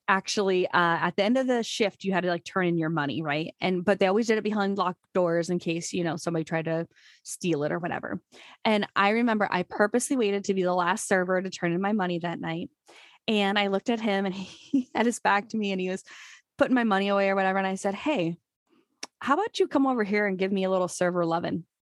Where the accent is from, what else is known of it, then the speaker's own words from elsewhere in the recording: Urbandale, Iowa, United States; I just grew up in Iowa, graduated from Urbandale, which is a suburb of Des Moines